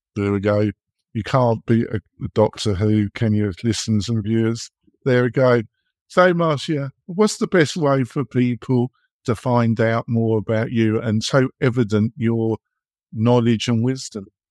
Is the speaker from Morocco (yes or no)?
no; England, United Kingdom; accent: English; moved away as an adult; now in United States; I've been living in America now for over 15 years, but obviously I'm English in my accent and my temperament